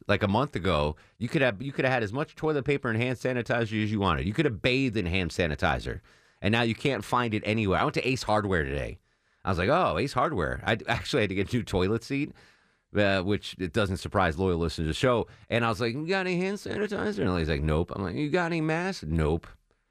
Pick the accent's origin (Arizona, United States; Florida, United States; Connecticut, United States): Connecticut, United States; So I grew up in Connecticut, and you grew up on Montana.